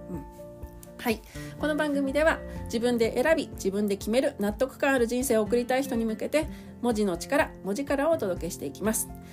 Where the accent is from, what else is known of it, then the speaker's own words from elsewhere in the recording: Asahikawa, Hokkaido, Japan; 私地元北海道の旭川市なんですけどね